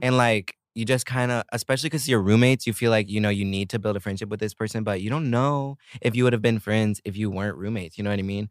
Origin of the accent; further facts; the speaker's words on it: Oklahoma, United States; moved away as an adult; also born or lived in Italy; now in South Korea; I grew up in Oklahoma.